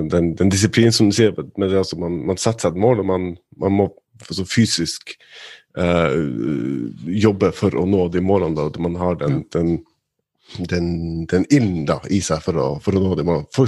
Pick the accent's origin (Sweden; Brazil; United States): United States; Ohio; Norwegian is a second language; now in Norway; Nei, nei, jeg er fra Ohio, egentlig.